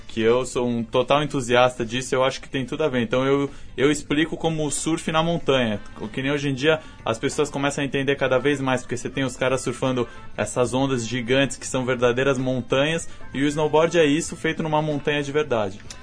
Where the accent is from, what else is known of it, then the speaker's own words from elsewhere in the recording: Brazil; nós brasileiros